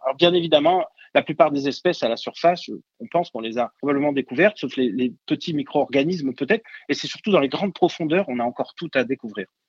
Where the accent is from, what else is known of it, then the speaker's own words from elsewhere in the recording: Marseille, Provence-Alpes-Côte d'Azur, France; je suis marseillais d'origine donc au bord de l'eau